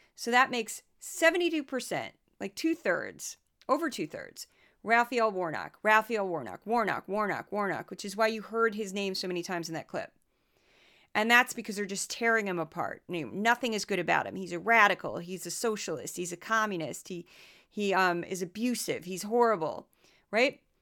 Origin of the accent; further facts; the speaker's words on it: Midwest, United States; I am from the Midwest